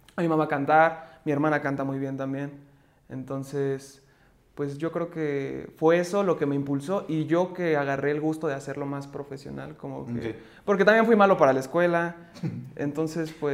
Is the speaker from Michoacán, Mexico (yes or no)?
no; Mexico City, Mexico; soy de la Ciudad de México, artista emergente